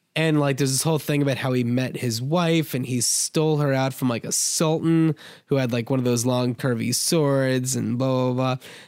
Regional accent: New Jersey, United States; I grew up in New Jersey

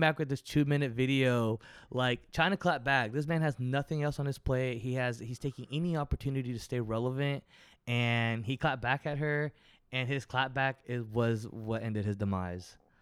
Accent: Fort Worth, Texas, United States; also born or lived in San Marcos, Texas; now in Houston, United States; I'm from Fort Worth, Texas

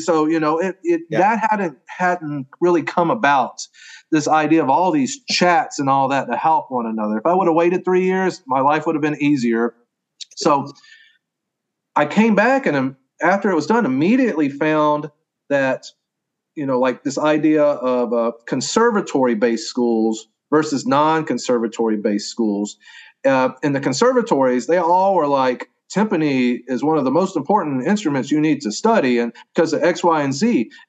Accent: Southeast, United States; I came from the Southeast. I went to Tennessee.

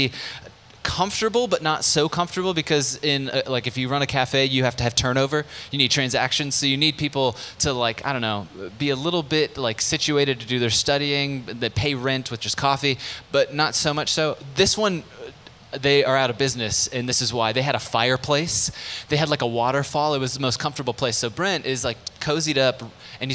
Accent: San Diego, California, United States; moved away; also born or lived in Lansing, Michigan; I was born and raised in San Diego

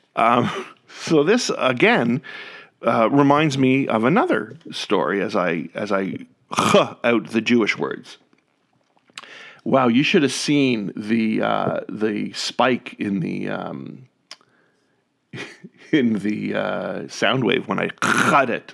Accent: Canada; moved away; as a Canadian

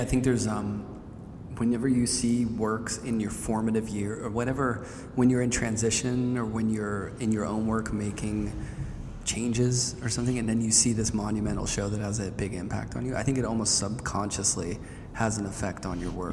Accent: Pittsburgh, Pennsylvania, United States; growing up in Pittsburgh, there's a lot of Warhol around

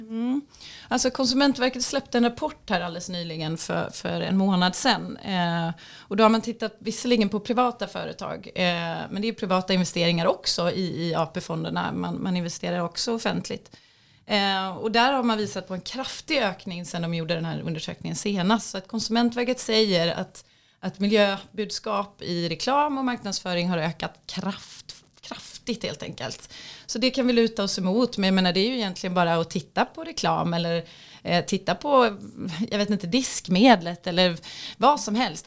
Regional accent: Sweden

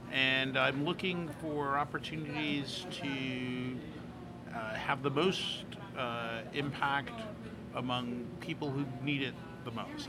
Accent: New York City, New York, United States; also born or lived in Brooklyn; I grew up in Washington Heights

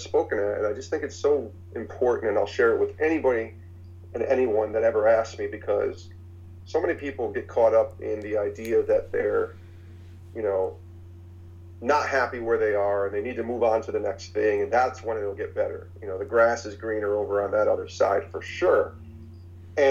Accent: Albany, New York, United States; I grew up in Albany, New York

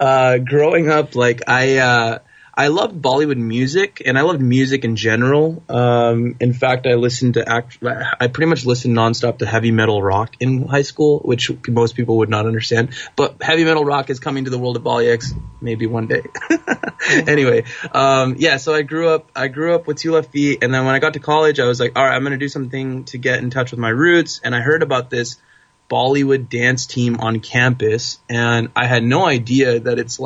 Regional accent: California, United States; I was born and raised in the States, in California, and you know, both of my parents were immigrants to this country from India

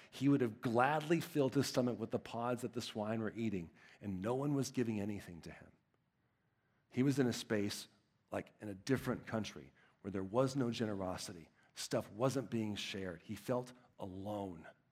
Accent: Texas, United States; I'm from Texas

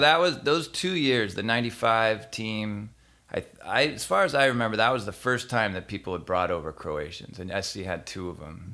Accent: San Diego, California, United States; I grew up in San Diego

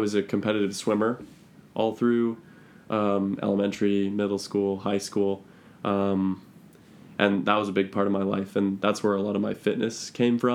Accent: Anacortes, Washington, United States; now in Bellingham, United States; I grew up in Anacortes, Washington

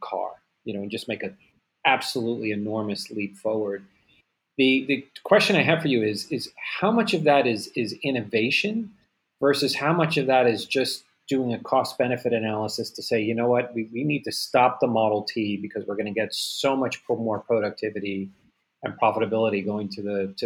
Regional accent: United States; being an American

